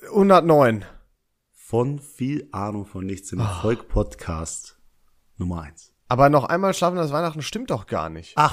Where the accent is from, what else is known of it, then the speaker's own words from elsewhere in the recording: Pakistan; Ich bin selber Pakistaner, ich wollte nur fragen.